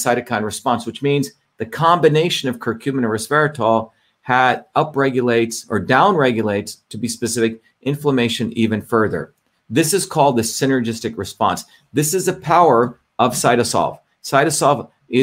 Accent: India; when I grew up in India

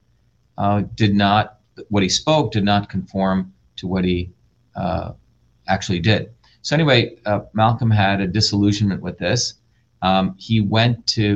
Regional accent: India; moved away; I grew up in India with the era of the caste system

